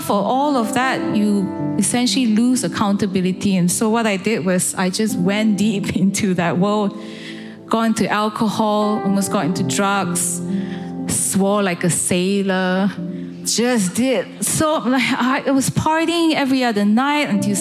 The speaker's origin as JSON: {"language": "English", "country": "Malaysia", "tie": "born or raised there", "moved": "as an adult", "lives_now": "United Kingdom", "said": "I grew up in Malaysia"}